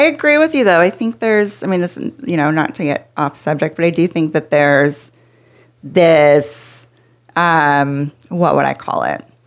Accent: Pacific Northwest, United States; moved away as an adult; now in Texas, United States; I grew up in the Pacific Northwest

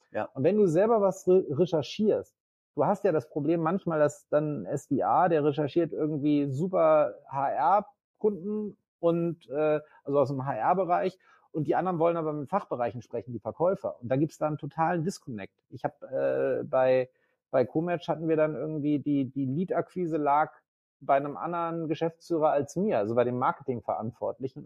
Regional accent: Northern Germany, Germany; also born or lived in Leipzig; bin Norddeutscher

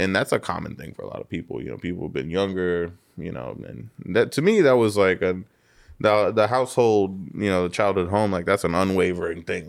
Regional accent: Riverside, California, United States; I grew up in Riverside

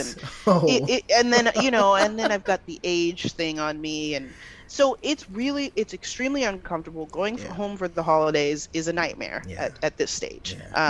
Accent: Nigeria; I mean, and especially being Nigerian, like, we are used to seeing these big old Bella Naija weddings.

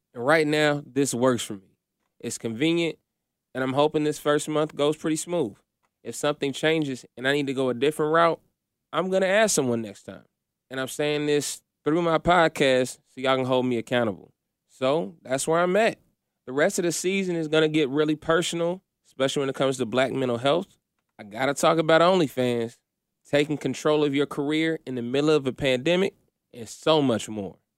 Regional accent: Kokomo, Indiana, United States; growing up in Indiana

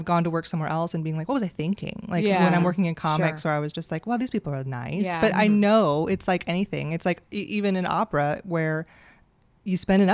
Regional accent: Bay Area, California, United States; moved away as an adult; also born or lived in San Francisco; now in Los Angeles, United States; I grew up in the Bay Area, but I lived in San Francisco for about 7 years.

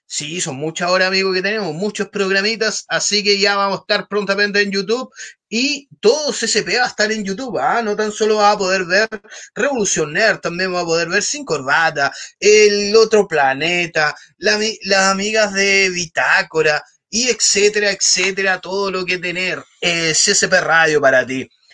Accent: Talcahuano, Biobío, Chile; Yo soy de Talcahuano, amigo, igual digo que soy de Conce

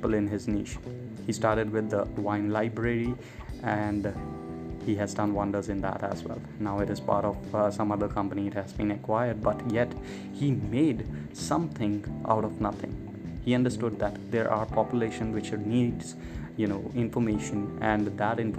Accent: Chandigarh, India; moved away as an adult; also born or lived in Bangalore / Chennai; I'm from India, born in Chandigarh, which is like a union territory of India

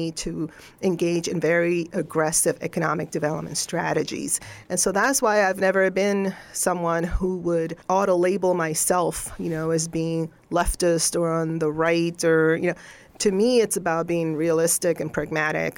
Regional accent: Venezuela; English is a second language; moved away as an adult; also born or lived in Rolla, Missouri / Columbia, Missouri; now in Montgomery County, United States; I was born and raised in Venezuela

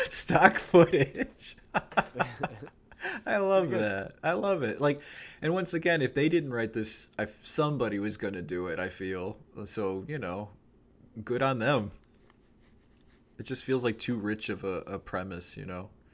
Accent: United States; me as an American, you know, 34 year old in 2023

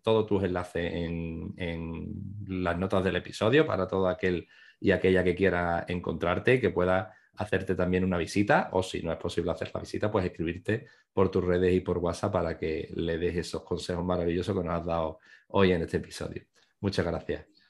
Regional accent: Rota, Andalusia, Spain; yo soy de Rota

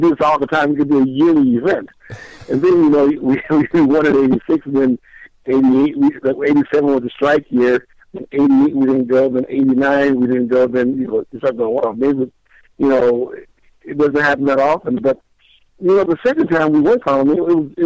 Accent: Southern California, United States; I was raised in Southern California

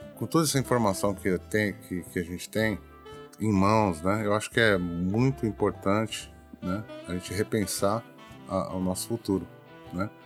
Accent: Brazil; now in Japan; Nós, como, como brasileiros

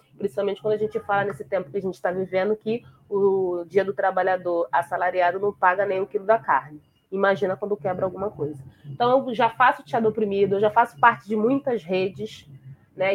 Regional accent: Niterói, Rio de Janeiro, Brazil; a favela onde eu nasci

